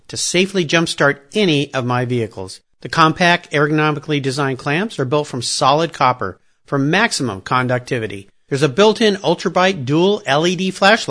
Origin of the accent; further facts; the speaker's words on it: Southern California, United States; I grew up in Southern California back in the 60s and 70s